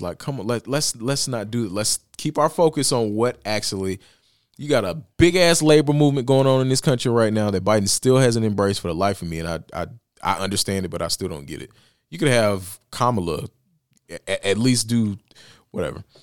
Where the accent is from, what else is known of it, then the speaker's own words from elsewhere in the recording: Bessemer, Alabama, United States; my hometown of Bessemer, Alabama